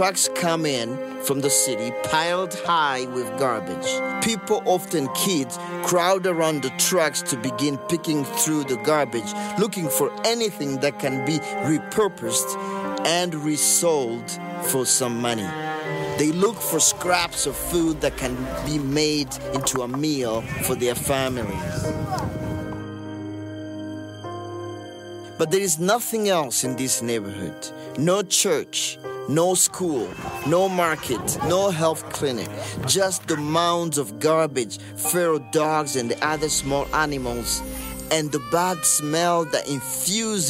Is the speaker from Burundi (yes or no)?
yes; Bujumbura, Burundi; moved away; I grew up in Mutakura, a neighborhood not far from the dump